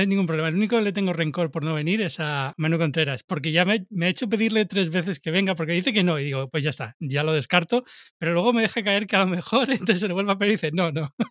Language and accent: Spanish; Canary Islands, Spain; yo soy de Canarias